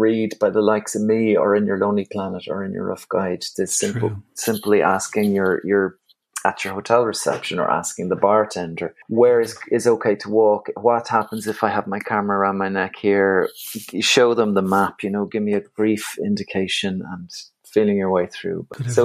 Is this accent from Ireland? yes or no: yes; Galway, Connacht, Ireland; accent: Irish; also born or lived in Dublin; now in Wicklow, Ireland; I'm born in Dublin, but I grew up in Galway, and now I'm living in Wicklow